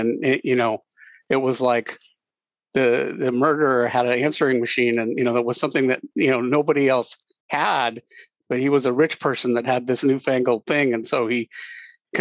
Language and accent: English; Anaheim, California, United States; I grew up near Disneyland.